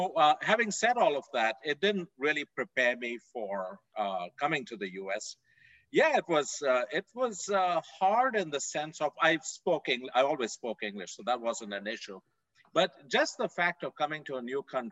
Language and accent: English; India; moved away as an adult; also born or lived in Fort Worth, Texas; now in United States; I grew up in India, a long way away from here